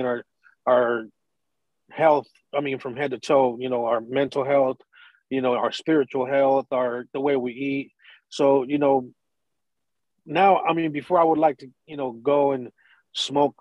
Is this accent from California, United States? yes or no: yes; San Diego, California, United States; I was born and raised in Little Italy, you know what I'm saying, in the neighborhood where it was the lower income Mexicans and Italians